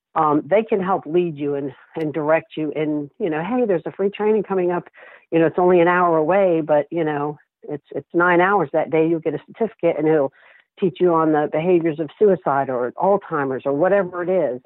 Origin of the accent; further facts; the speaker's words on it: St. Petersburg, Florida, United States; moved away; I had been in St. Pete, my hometown